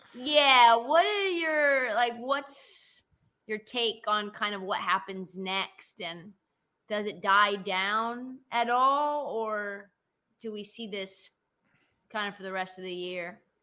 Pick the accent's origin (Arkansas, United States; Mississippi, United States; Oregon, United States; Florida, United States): Oregon, United States; Portland; I grew up in Portland